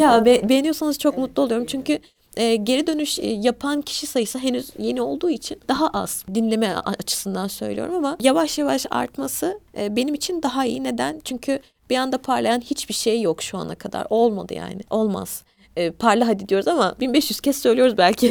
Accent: Turkey; also born or lived in Eskişehir / Black Sea Region (family origin); burada doğduk büyüdük biz. Ailem göç ederek gelmişler. Biz Karadenizliyiz.

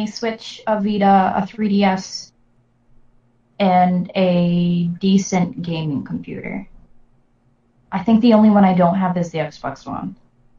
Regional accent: Michigan, United States; I'm from Michigan. I've been to Detroit.

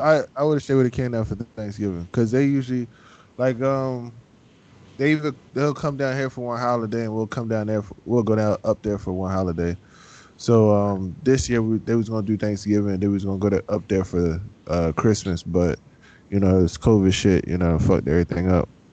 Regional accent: Philadelphia, Pennsylvania, United States; accent: country; I am from South Philly, so I'm on, on the cleaner part, somewhat

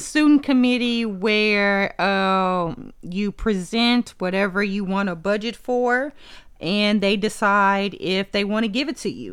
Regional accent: Texas, United States; I'm from Texas.

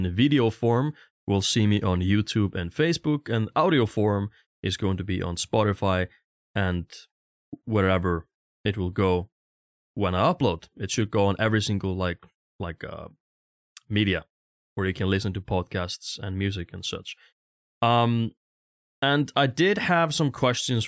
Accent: Stöðvarfjörður, Eastern Region, Iceland; moved away; also born or lived in Vogar, Iceland; I'm from a really tiny village on the east side of Iceland called Stöðvarfjörður. When I lived there, it was like 100, 120, maybe 150 people there.

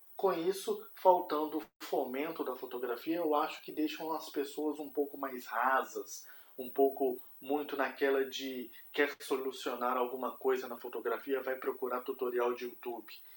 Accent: Belo Horizonte, Minas Gerais, Brazil; now in Curitiba, Brazil; Sou mineiro, nascido em Belo Horizonte, mas moro aqui em Curitiba há 13 anos, então me considero aí um curitibano de carteirinha

